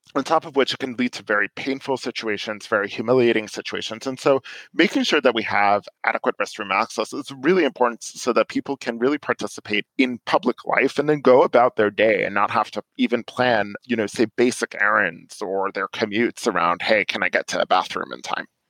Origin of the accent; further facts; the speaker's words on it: New York, United States; moved away as an adult; now in Silver Spring, Maryland, United States; I'm originally from New York and I lived in New York for a while after finishing college